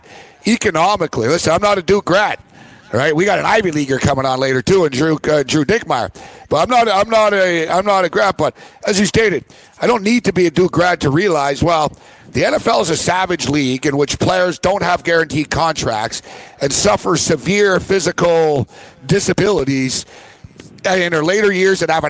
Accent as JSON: {"language": "English", "country": "Canada", "said": "I'm Canadian"}